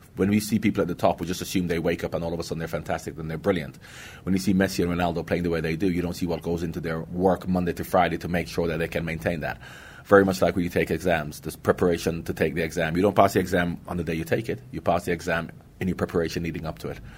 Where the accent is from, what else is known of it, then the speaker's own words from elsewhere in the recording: Jamaica; moved away; also born or lived in England; I'm from Jamaica